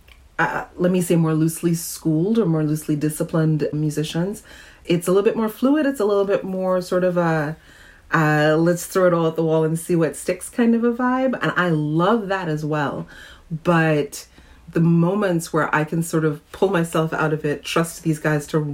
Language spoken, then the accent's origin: English; Trinidad & Tobago; now in New York, United States; I grew up in Trinidad and lived in New York, though, for over 30 years now, so I'm more of a New Yorker than I am a Trinidadian some days.